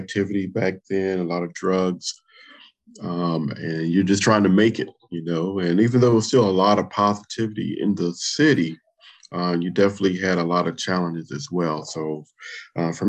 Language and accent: English; Compton, California, United States; born or raised there; moved away